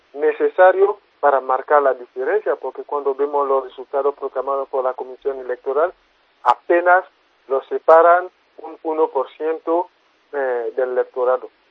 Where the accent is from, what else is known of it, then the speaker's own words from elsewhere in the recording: Côte d’Ivoire; yo soy de Costa del Marfil